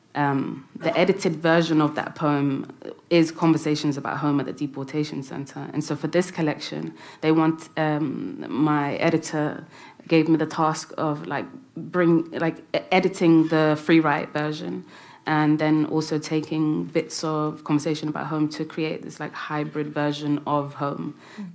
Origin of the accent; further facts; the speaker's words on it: London, United Kingdom; It's where I had my first kiss and where all my friends and you know first heartbreak. Everything happened in London.